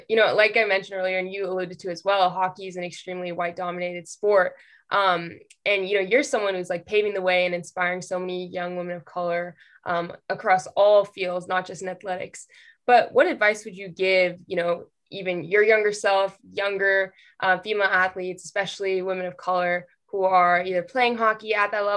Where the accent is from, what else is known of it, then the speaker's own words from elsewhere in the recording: West Coast, United States; I'm from the West Coast